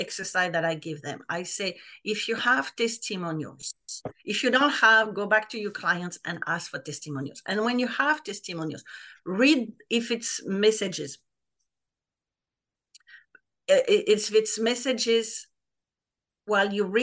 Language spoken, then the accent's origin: English; France; English is a second language; moved away as an adult; now in United States; I live in the US for 20 years, but I'm French, like people will probably notice my accent